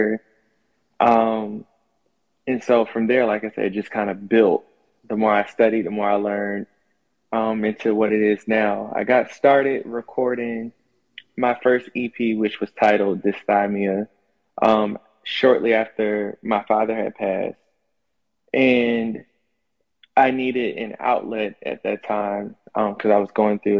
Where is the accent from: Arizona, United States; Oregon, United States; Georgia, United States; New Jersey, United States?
New Jersey, United States; also born or lived in North Carolina; now in Atlanta, United States; I'm currently living in Atlanta. I was born in North Carolina, but mainly raised in New Jersey